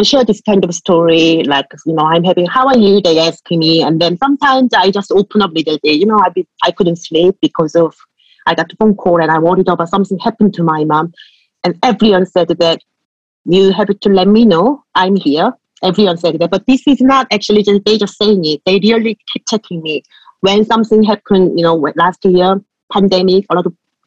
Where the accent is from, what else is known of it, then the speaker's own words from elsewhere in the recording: Seoul, South Korea; English is a second language; moved away as an adult; now in Somerset, United Kingdom; I come from city, so I'm from Seoul, South Korea.